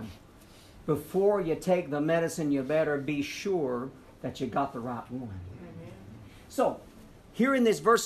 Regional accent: Tennessee, United States; I'm a hick from Tennessee

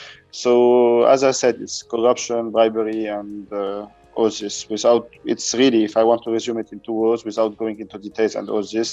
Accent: Beirut, Beirut Governorate, Lebanon; from Beirut, Lebanon.

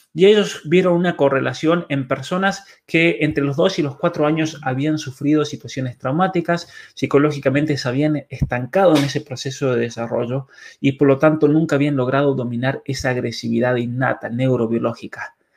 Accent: by the Paso de los Patos, San Juan, Argentina; mi pueblo, de hecho, en el, Paso de los Patos

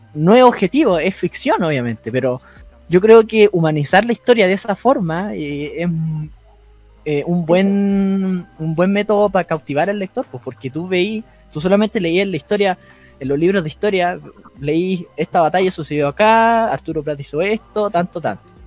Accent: Chile; uno dudo como chileno

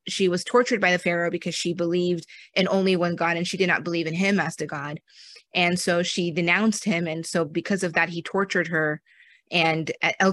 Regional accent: United States; I was born in America, but my family is from Pakistan and India

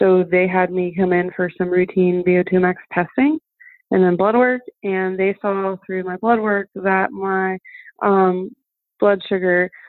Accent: Fort Lauderdale, Florida, United States; first language German; English is a second language; also born or lived in Mannheim, Germany; we moved to Florida, Fort Lauderdale, Florida, when I was seven

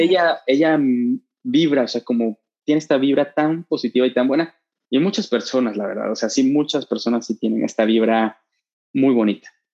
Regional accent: Veracruz, Mexico; moved away as an adult; now in Mexico City, Mexico; somos de Veracruz

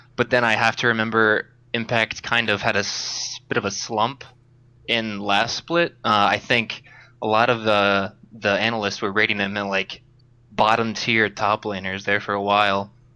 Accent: Upper Peninsula of Michigan, United States; now in Wisconsin, United States; I'm from the Upper Peninsula of Michigan

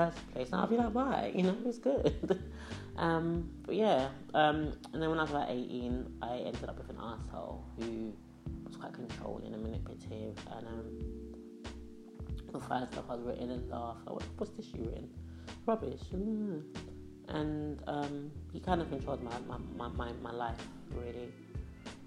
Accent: Ghana; moved away; When I was younger, I grew up in Ghana

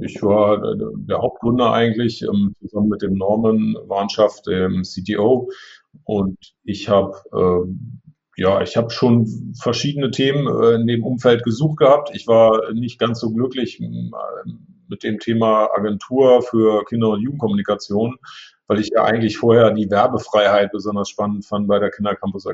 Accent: Braunschweig, Lower Saxony, Germany; moved away as an adult; also born or lived in St. Gallen, Switzerland; ich wollte auch weg von zu Hause. Ich wollte jetzt nicht in Braunschweig bleiben

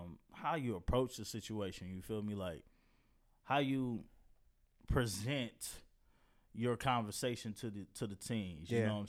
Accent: Detroit, Michigan, United States; And I'm from Detroit.

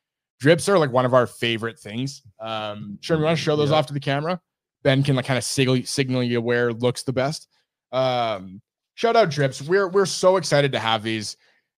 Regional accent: Canada; we're Canadian

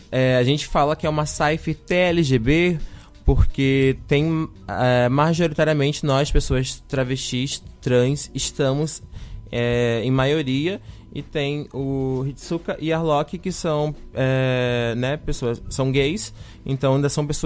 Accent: Rio de Janeiro, Brazil; moved away as an adult; now in Florianópolis, Brazil; É, eu sou do Rio de Janeiro né? Eu cheguei aqui em 2017 já para vir para UFSC para poder fazer artes cênicas

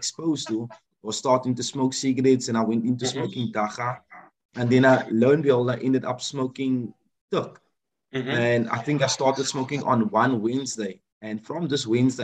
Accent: Cape Town, Western Cape, South Africa; me growing up in Cape Town

